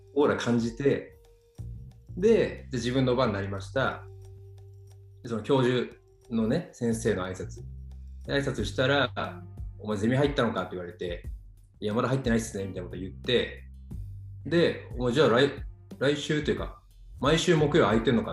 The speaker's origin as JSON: {"language": "Japanese", "region": "Fukui", "country": "Japan", "tie": "born or raised there", "said": "僕地元が福井県"}